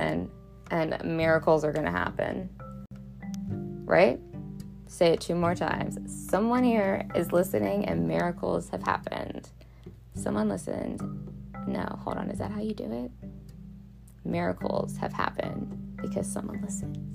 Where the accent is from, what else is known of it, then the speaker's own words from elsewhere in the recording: Baltimore, Maryland, United States; I'm from Baltimore